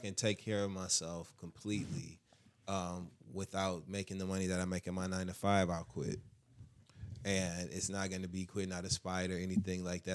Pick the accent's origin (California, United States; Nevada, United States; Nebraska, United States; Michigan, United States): Michigan, United States; Midwest. I'm from Michigan